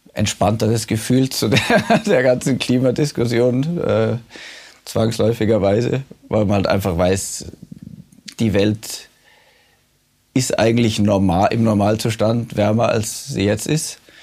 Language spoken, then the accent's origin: German; Munich, Bavaria, Germany; moved away as an adult; now in Svalbard, Norway; bin aus München